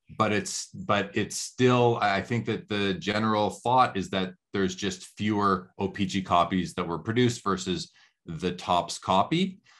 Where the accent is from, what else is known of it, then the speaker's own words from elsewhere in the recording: Canada; Growing up in Canada